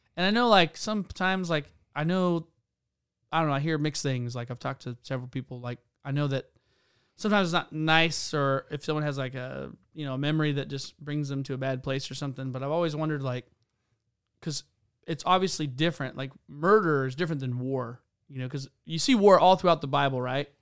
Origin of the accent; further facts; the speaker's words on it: South Carolina, United States; I grew up in South Carolina